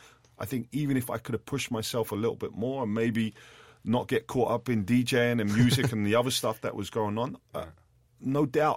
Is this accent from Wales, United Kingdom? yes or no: no; London, United Kingdom; I had numerous players that I grew up with in West London that were from broken homes